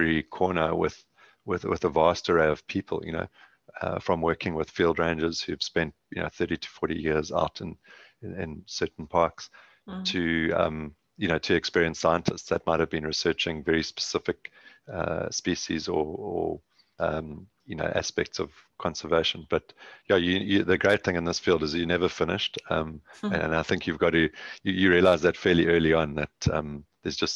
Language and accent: English; KwaZulu-Natal, South Africa; now in Southern Cape, South Africa; Grew up on a farm, between a farm and a house in KwaZulu-Natal